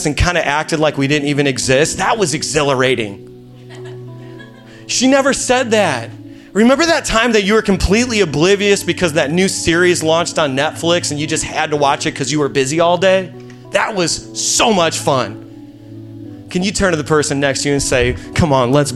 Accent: Indiana, United States; moved away as an adult; now in Queens, New York, United States; We're from Indiana. That's why I sound the way I sound

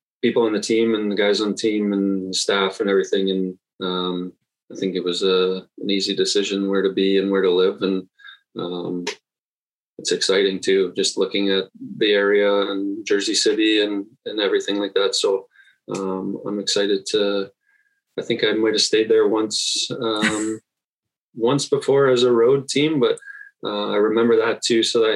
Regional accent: Toronto, Ontario, Canada; also born or lived in St. Catharines, Ontario; I was born in Toronto, actually. Raised there till I was in grade 10. So grew up in Toronto

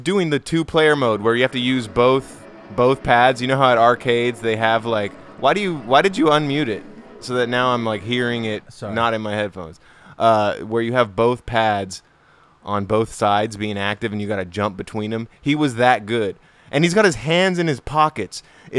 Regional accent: South Africa; I'm South African

